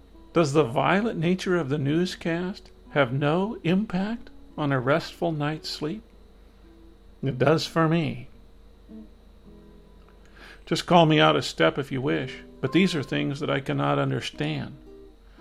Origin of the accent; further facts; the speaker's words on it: Midwest, United States; Growing up in the Midwest